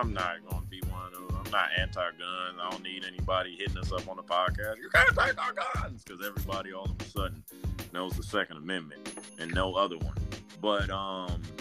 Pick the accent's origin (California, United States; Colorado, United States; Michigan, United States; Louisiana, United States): Michigan, United States; Detroit; growing up in Detroit